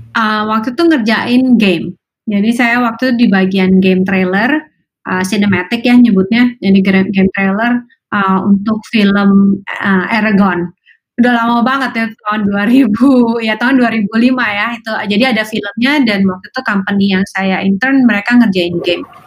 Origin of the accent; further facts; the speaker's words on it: Indonesia; moved away as an adult; now in United States; saya besar di Indonesia